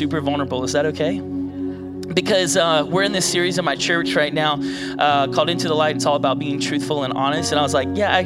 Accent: Virginia Beach, Virginia, United States; moved away as an adult; now in outside Washington, DC, United States; I'm from Virginia Beach area.

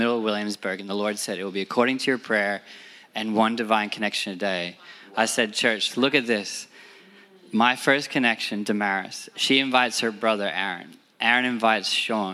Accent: Sydney, New South Wales, Australia; moved away as an adult; now in New York, United States; we come from Sydney, Australia

